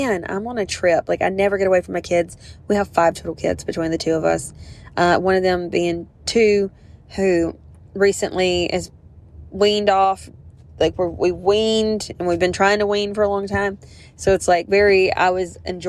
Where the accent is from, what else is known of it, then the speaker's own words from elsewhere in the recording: the South, Southern United States, United States; accent: Southern; I'm obviously Southern if my fucking accent did give it away